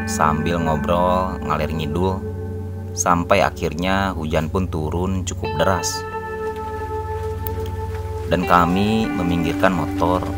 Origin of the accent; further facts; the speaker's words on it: Majalengka, West Java, Indonesia; born there; Aku lahir di Majalengka.